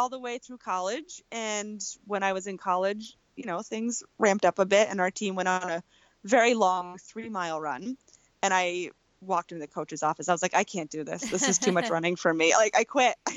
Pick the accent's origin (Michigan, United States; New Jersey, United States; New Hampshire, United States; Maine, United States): Maine, United States; I grew up in Maine, and that's where I live now still